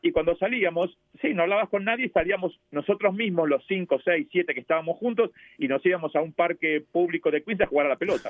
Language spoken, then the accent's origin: Spanish; Argentina; born or raised there; also born or lived in New York, United States; now in United States